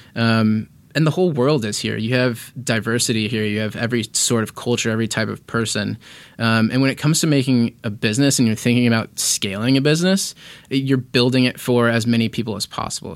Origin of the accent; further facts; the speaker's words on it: Indianapolis, Indiana, United States; moved away as an adult; also born or lived in San Diego; now in Los Angeles, United States; I grew up in Indiana. Indianapolis, Indiana is my hometown.